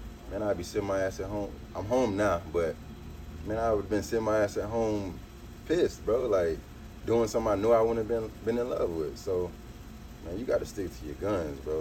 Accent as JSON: {"language": "English", "town": "Sarasota", "region": "Florida", "country": "United States", "tie": "born or raised there", "said": "I'm from Sarasota, Florida, and went to Booker High School and Sarasota High School."}